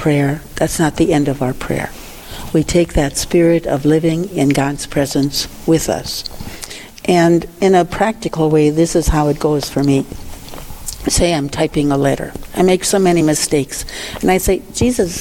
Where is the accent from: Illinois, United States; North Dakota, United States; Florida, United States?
North Dakota, United States; New England; now in Wahpeton, United States; I'm from New England, North Dakota, that little town south of Dickinson